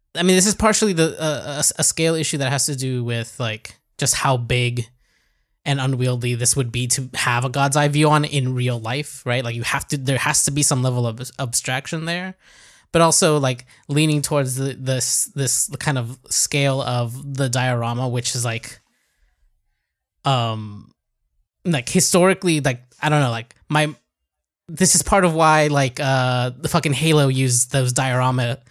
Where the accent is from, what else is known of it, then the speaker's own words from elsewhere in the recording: United States; moved away; I grew up in the States.